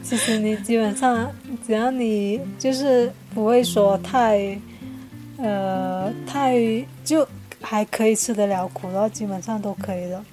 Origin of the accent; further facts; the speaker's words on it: Jiangmen, Guangdong, China; 我家乡是在江门的